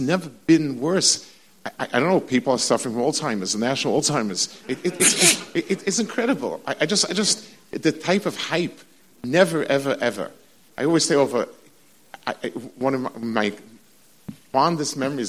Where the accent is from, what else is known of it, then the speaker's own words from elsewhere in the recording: New York City, New York, United States; when I was growing up on the Lower East Side